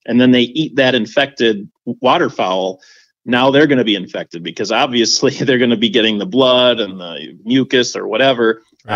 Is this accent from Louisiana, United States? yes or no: no; Winona, Minnesota, United States; I live in Winona, Minnesota, down in the southeast corner. And growing up in Winona